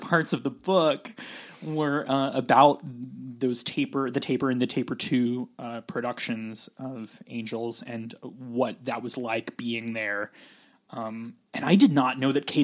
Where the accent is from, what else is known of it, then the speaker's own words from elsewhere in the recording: California, United States; also born or lived in West Virginia; I'm from California